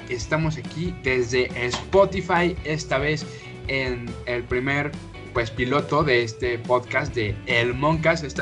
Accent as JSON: {"language": "Spanish", "country": "Mexico", "said": "estoy de acuerdo que somos mexicanos, somos los güeyes que comen tacos de intestino."}